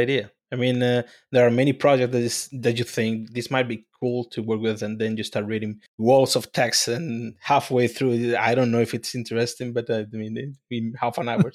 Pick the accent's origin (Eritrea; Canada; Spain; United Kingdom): Spain; moved away; I'm from Spain